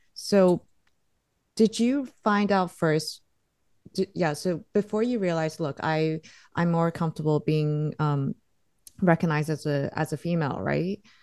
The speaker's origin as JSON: {"language": "English", "country": "Singapore", "tie": "born or raised there", "said": "I grew up in Singapore"}